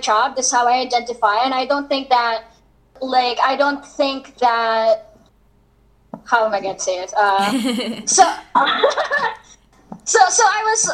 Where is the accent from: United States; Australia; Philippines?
Philippines; as a Filipino, you know that like here in the Philippines it's quite conservative